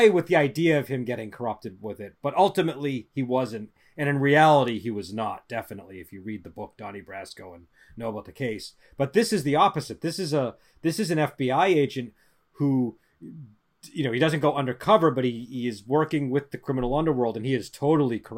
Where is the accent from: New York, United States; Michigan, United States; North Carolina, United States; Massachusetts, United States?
Massachusetts, United States; Boston; accent: Boston; now in California; I, I lost my Boston accent. I know Joel accused me of having it last week, but like I moved